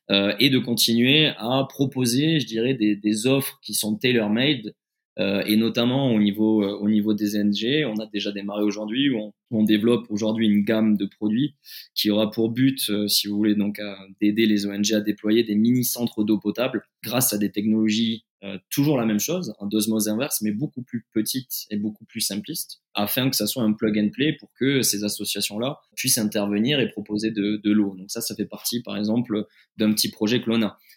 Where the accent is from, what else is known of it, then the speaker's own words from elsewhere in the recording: France; pour moi fait sens parce que encore une fois je suis je suis français.